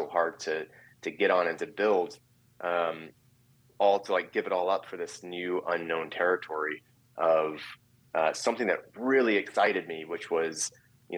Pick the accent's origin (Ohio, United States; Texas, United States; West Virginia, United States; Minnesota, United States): Texas, United States; Driftwood; moved away; also born or lived in Brooklyn, New York; I'm from Driftwood, Texas, and which is a small rural town, grew up on a ranch.